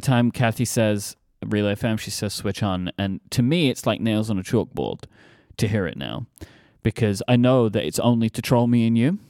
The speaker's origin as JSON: {"language": "English", "region": "London", "country": "United Kingdom", "tie": "born or raised there", "accent": "Cockney", "said": "my hometown"}